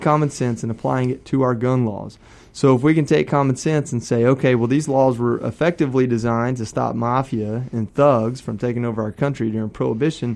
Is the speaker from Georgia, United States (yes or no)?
yes; Georgia, United States; moved away as an adult; also born or lived in California / Hawaii / Japan / Texas; I was born and raised here in Georgia